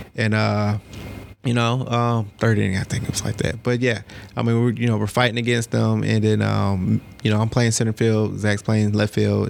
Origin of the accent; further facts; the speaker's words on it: Cobb County, Georgia, United States; Cobb County